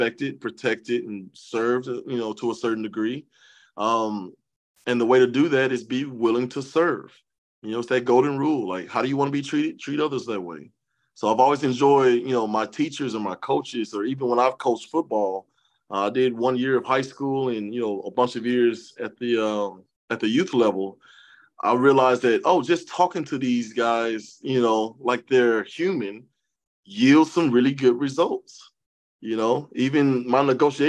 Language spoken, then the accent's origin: English; Columbia, Tennessee, United States; also born or lived in Dallas, Texas; I was born in Dallas, Texas. She was born in Atlanta, Georgia. But we spent most of our lives in a small town of Columbia, Tennessee